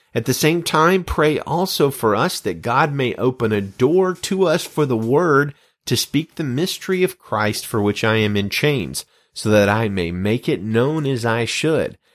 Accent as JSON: {"language": "English", "region": "Alabama", "country": "United States", "tie": "born or raised there", "moved": "yes", "said": "I was just beginning a role as the full-time senior pastor of a church in my hometown"}